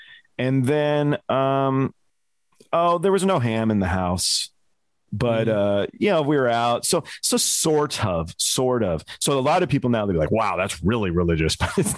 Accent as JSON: {"language": "English", "town": "Los Angeles", "region": "California", "country": "United States", "tie": "born or raised there", "also_born_or_lived": "Cambridge, England", "said": "Initially England, but I was raised in Los Angeles. Mm-hmm. So I was born in Cambridge. But my mother and father were Northern London, Hampstead Heath, very Jewish community."}